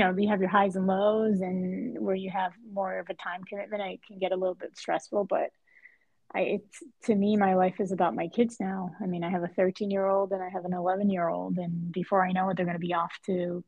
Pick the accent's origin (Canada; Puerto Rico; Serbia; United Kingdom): Puerto Rico; moved away as an adult; also born or lived in Spain; now in Boston, United States; my origins from tennis and growing up in Puerto Rico